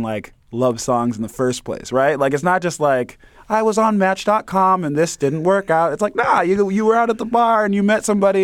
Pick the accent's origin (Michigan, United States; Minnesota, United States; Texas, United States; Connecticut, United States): Michigan, United States; Detroit; I'm from Detroit, you know? So, like, my whole family grew up on Motown.